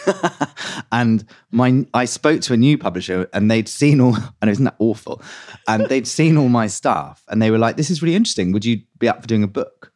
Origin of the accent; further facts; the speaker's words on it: London, United Kingdom; I grew up in West London